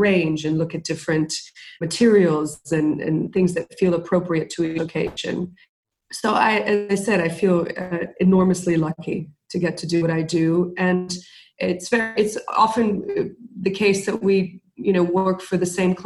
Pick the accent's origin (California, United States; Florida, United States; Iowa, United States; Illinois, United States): Florida, United States; Miami; moved away as an adult; also born or lived in Mexico; now in London, United Kingdom; My parents are Cuban. I was born in Mexico. I grew up in Miami. Now I'm based in London